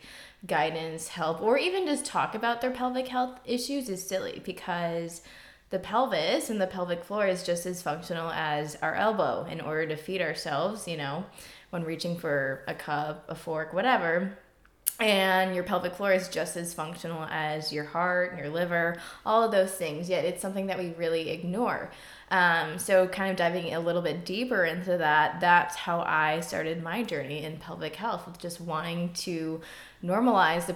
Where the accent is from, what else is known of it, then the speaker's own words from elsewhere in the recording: Chicago suburbs, Illinois, United States; moved away; also born or lived in St. Louis, Missouri; I grew up in the Chicago suburbs